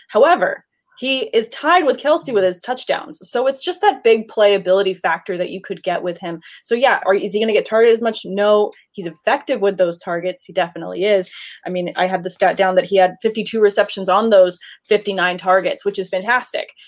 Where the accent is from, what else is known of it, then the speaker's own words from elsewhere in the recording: Southern California, United States; I am not born and raised in Southern California.